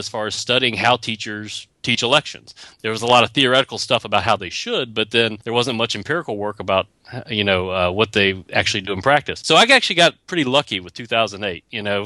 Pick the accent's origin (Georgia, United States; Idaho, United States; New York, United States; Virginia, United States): Virginia, United States; Roanoke; moved away; I'm from Roanoke, Virginia, so I went back home to teach